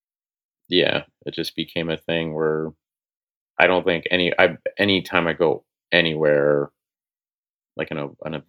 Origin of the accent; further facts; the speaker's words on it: Oklahoma, United States; moved away; I'm from Oklahoma.